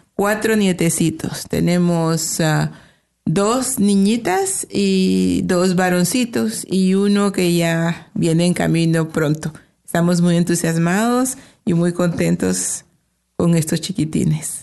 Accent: Guatemala; moved away as an adult; also born or lived in Chicago, United States; now in Toronto, Canada; somos de Guatemala. Los dos somos de Guatemala. Tenemos 31 años ah, de vivir en Canadá

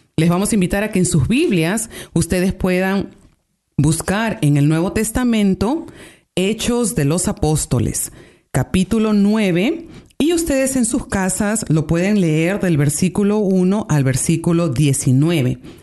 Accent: Peru; now in Canada; soy del Perú

